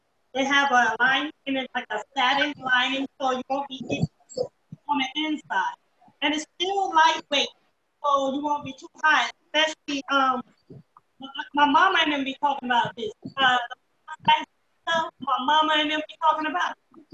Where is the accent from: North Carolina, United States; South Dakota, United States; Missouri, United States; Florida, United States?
North Carolina, United States; Taylortown; also born or lived in Brooklyn, New York; I was born and raised in Taylortown, North Carolina.